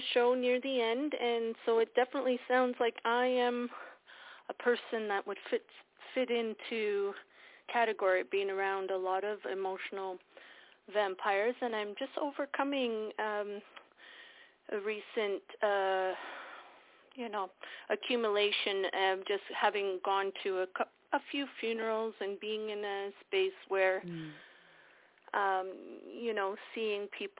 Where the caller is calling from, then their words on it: Ontario, Canada; I'm calling from Ontario